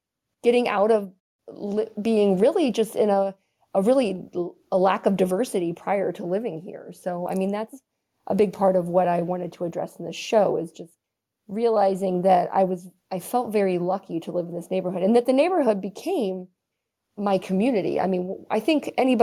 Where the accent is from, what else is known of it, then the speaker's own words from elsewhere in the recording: Southern Ohio, United States; moved away as an adult; now in Chicago, United States; I grew up in Southern Ohio.